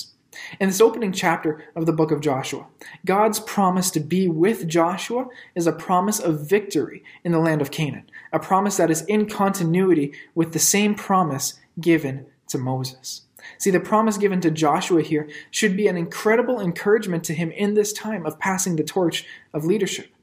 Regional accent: Ottawa, Ontario, Canada; moved away as an adult; I grew up in Ottawa and I'm a big fan of my hometown teams

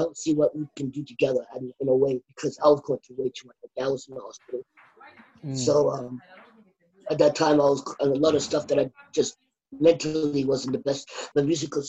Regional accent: Australia; I'm born and raised in Australia

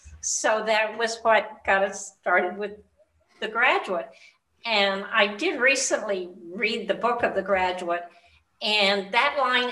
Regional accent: Murray, Kentucky, United States; I grew up in Murray, Kentucky.

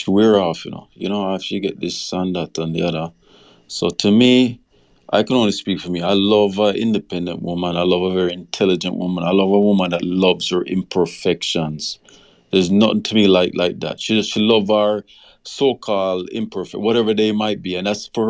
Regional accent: Jamaica; growing up in Jamaica, we had this bro code

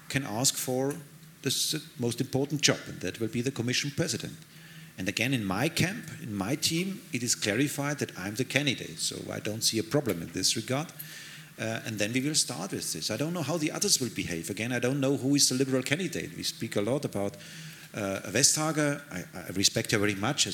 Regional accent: Bavaria, Germany; English is a second language; I'm German, I'm a Bavarian, that is my where I feel really at home

